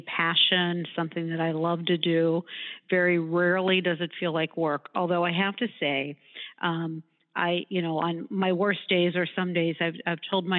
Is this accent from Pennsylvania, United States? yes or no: yes; Pittsburgh, Pennsylvania, United States; moved away as an adult; also born or lived in Cleveland; I grew up in Pittsburgh and went to law school